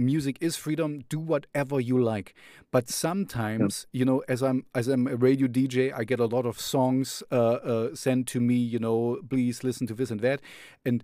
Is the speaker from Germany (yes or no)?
yes; Jena, Thuringia, Germany; I'm here in Jena, that's my hometown